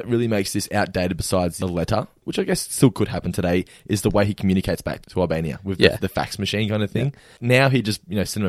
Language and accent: English; Australia